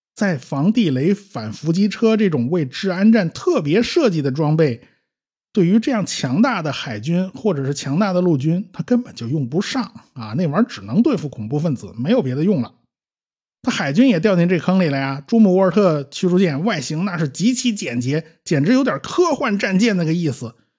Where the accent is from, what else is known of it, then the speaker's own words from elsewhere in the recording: China; 我们中国人